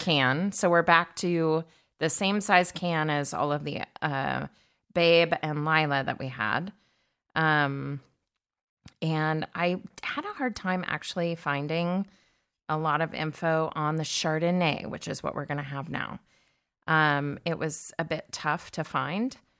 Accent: California, United States; I grew up in California, it was, but we were in the landlocked area

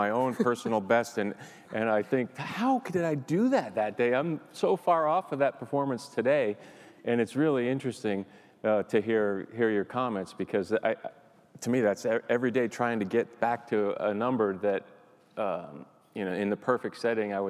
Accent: New England, United States; I grew up here in New England

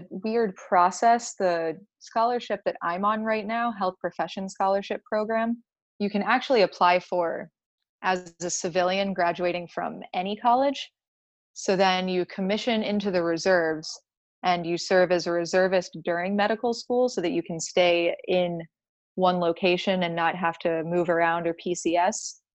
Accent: Georgia, United States; also born or lived in Florida; we grew up in Georgia and Florida, and my parents grew up in Connecticut.

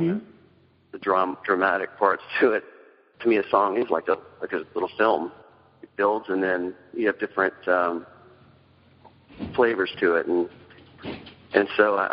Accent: the South, United States; moved away as an adult; also born or lived in New York / Los Angeles / Florida; I'm from the South

